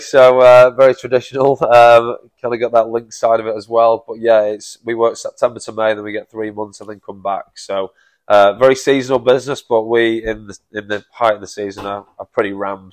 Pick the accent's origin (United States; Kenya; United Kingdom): United Kingdom; Manchester, North West England; moved away as an adult; now in King Island, Australia; I'm from Manchester originally